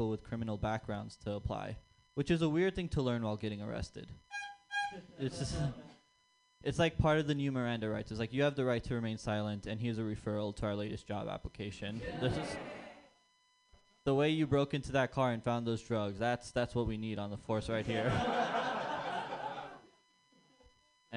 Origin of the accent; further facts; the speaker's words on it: San Jose, California, United States; growing up in San Jose